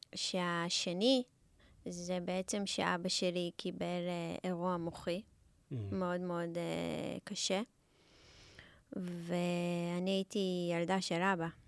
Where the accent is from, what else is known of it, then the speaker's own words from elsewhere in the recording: Israel; also born or lived in South Africa; אני לא נולדתי בארץ, ו... ועליתי לארץ אה, בגיל ארבע